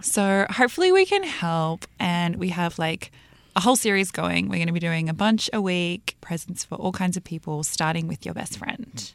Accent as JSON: {"language": "English", "town": "New York City", "region": "New York", "country": "United States", "said": "I was from Brooklyn"}